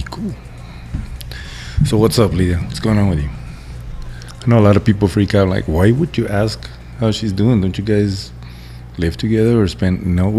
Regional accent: Texas, United States; I still love Texas. I mean, don't get me wrong. It's my home state.

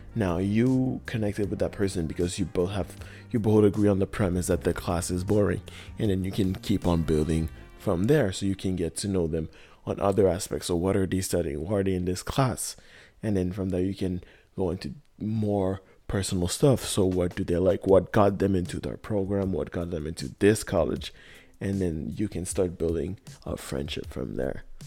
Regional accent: Montreal, Quebec, Canada; I am from Montreal in Canada

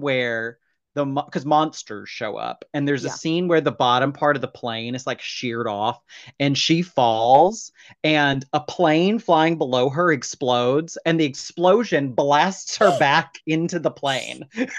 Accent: United States; I'm an American, goddammit.

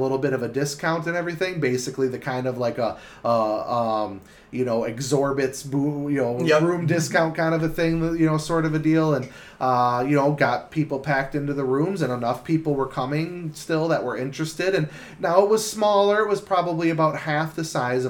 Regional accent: Milwaukee, Wisconsin, United States; I'm from the Milwaukee area and I know that area

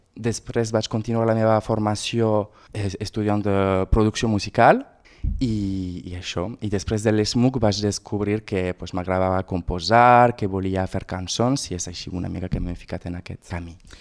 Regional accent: Argelès-sur-Mer, Occitania, France; quan jo era petit, vivia a Argelès-sur-Mer

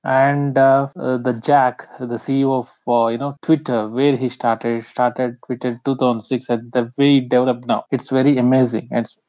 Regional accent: India; I'm from India.

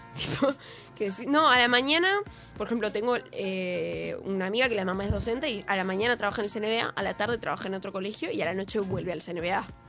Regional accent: Buenos Aires, Argentina; Yo soy del barrio de San Telmo. Y orgullosa.

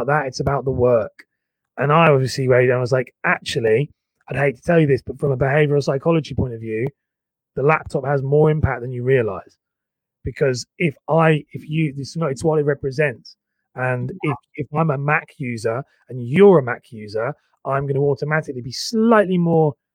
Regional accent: Cambridge, East of England, United Kingdom; moved away; also born or lived in London; I was living in London, but I'm from Cambridge.

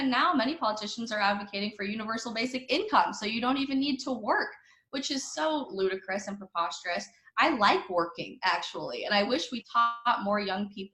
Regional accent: United States; I'm a Christian first, and then I'm an American, and then I'm a conservative

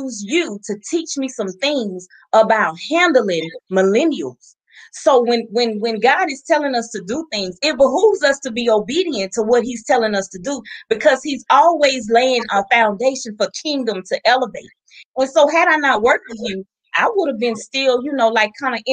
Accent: the South, United States; Southern girl. Just like me, little Southern girl.

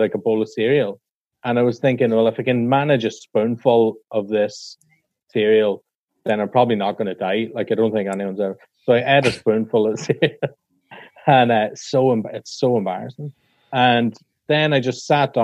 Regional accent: Ireland; I'm Irish

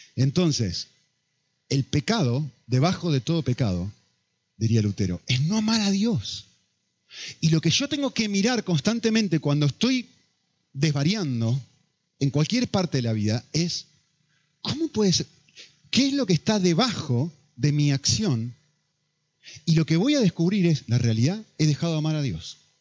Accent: Argentina; now in Spain; Soy argentino

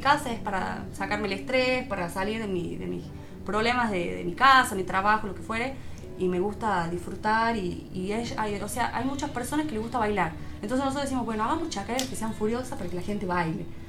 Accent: Argentina; also born or lived in Tucumán; somos todos argentinos

